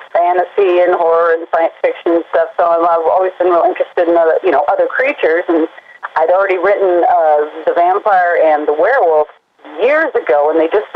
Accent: Oregon, United States; moved away; also born or lived in Carolina; I'm actually originally from Oregon, so I'm a long ways away from what used to be home.

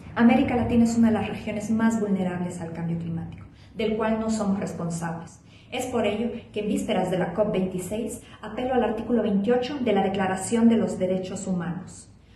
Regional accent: Honduras; now in Mexico City, Mexico; soy hondureña, vivo en la Ciudad de México

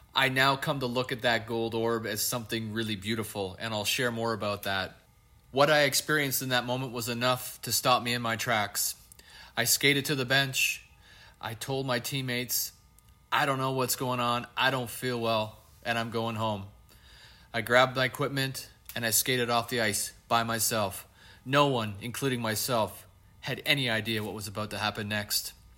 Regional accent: Canada; I'm Canadian

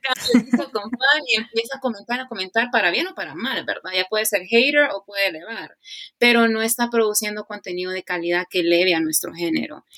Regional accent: Honduras; moved away as an adult; now in United States; Soy catracha 100% hecha y derecha

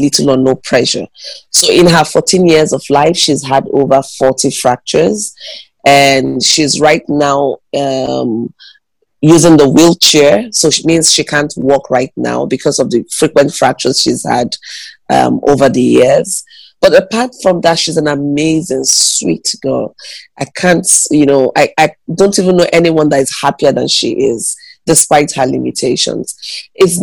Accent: Nigeria; I'm a Nigerian. I live in Enugu, Nigeria.

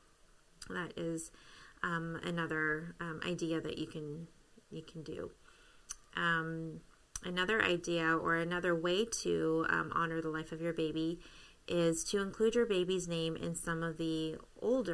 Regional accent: Canada; moved away; I am Canadian

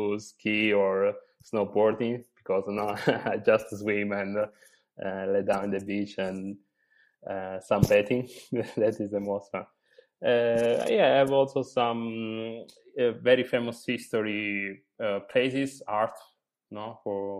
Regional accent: Apulia, Italy; English is a second language; moved away as an adult; now in Bologna, Italy; I'm actually from Puglia, the hill of Italy

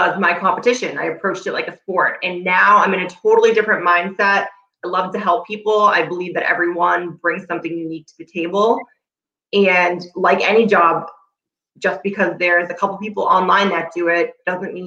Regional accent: North Shore, Massachusetts, United States; I live in Massachusetts, born and raised on the North Shore

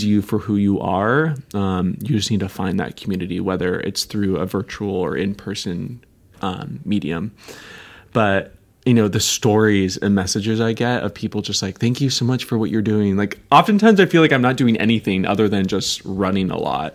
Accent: Seattle, Washington, United States; I grew up in the Seattle, Washington area

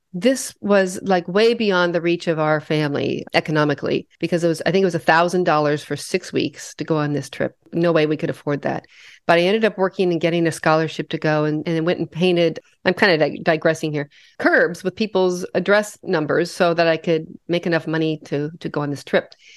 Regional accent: Western Nebraska, United States; I grew up in Western Nebraska in a little cow town of 5,000 people

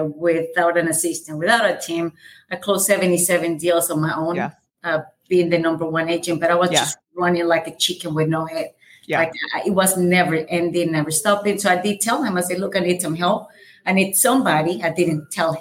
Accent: El Salvador; English is a second language; moved away as an adult; I have a very light accent. I'm from El Salvador. I moved here when I was 20 years old.

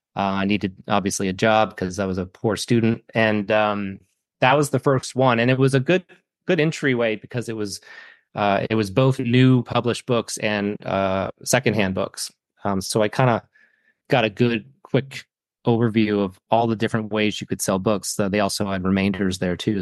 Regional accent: Saco, Maine, United States; I grew up in Saco, which is the town next to Biddeford.

